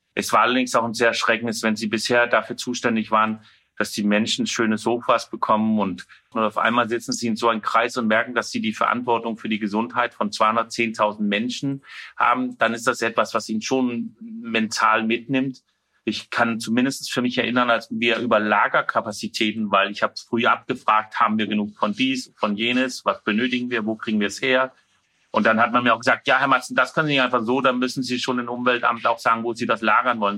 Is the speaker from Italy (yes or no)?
no; Denmark; German is a second language; now in Rostock, Germany; ich bin ja Däne